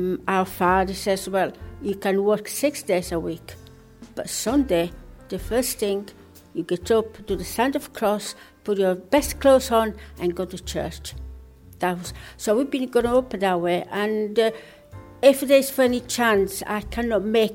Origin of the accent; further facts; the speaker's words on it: Italy; moved away as an adult; now in Leeds, United Kingdom; I'm still 100% Italian, because I still got my passport, Italian